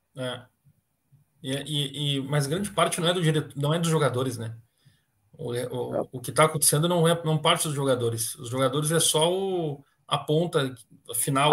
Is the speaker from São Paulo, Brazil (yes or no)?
no; Guaíba, Rio Grande do Sul, Brazil; also born or lived in Paraná; lá da minha terra, também também me criei em Guaíba